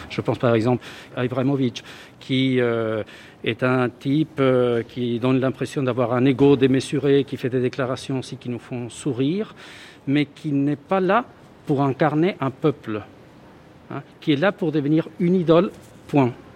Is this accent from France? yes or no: no; Río de la Plata, Argentina; moved away; je viens de l'Argentine, du Rio de la Plata, comme on dit